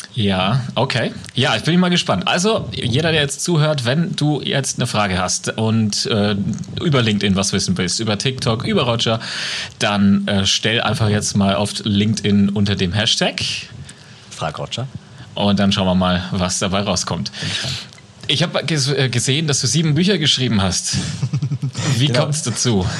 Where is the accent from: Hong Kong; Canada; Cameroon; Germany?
Germany; Franconia; accent: Franconian; Bei uns in Deutschland